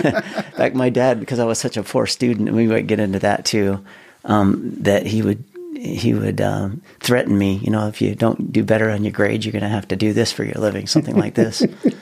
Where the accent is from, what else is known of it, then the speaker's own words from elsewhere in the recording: West Layton, Utah, United States; also born or lived in Ogden; I was born in Ogden, native Ogden, Utah, raised on a dairy farm in West Layton. We had a 350-cow dairy farm growing up.